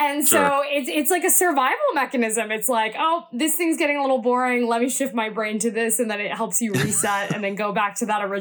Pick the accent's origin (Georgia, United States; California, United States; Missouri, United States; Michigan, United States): Georgia, United States; Atlanta; I'm originally from the Atlanta area